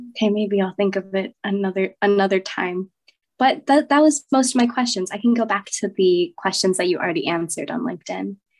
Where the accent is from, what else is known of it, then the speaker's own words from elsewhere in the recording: United States; I'm American